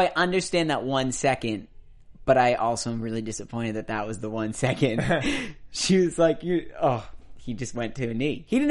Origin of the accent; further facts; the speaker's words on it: Boston, Massachusetts, United States; now in Southern California, United States; I'm from Boston.